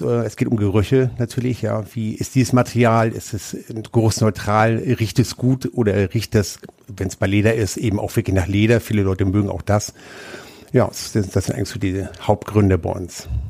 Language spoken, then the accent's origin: German; Hamburg, Germany; moved away as an adult; also born or lived in Lübeck; now in Nuremberg, Germany; ich komme ursprünglich aus Lübeck, bin aber in Hamburg groß geworden